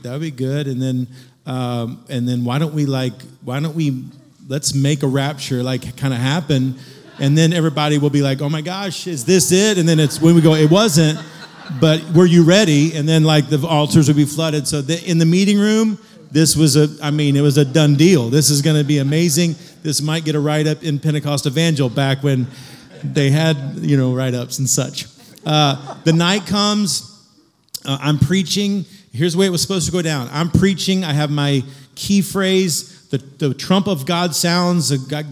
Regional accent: Kansas City, Missouri, United States; I grew up in Kansas City

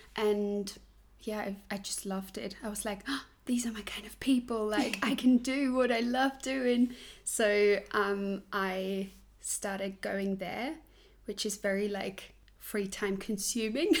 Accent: Switzerland; English is a second language; moved away as an adult; also born or lived in Australia / London; now in Germany; I was born in Switzerland, grew up in Switzerland in like a tiny village

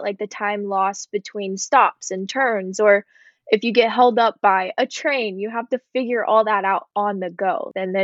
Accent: Texas, United States; I was a driver from Texas

